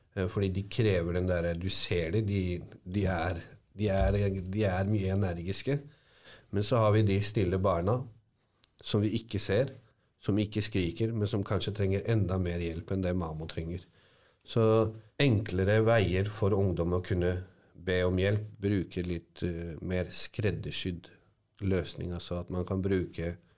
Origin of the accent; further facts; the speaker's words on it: Hallingdal, Buskerud, Norway; Jeg vokste opp i Hallingdal, en liten bygd.